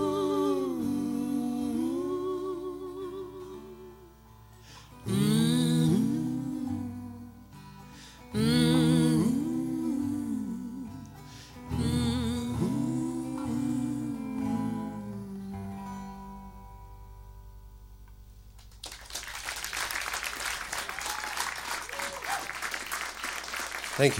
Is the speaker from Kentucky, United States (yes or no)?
yes; Kentucky, United States; moved away; also born or lived in Washington, D.C.; I grew up in Kentucky, moved away, came back.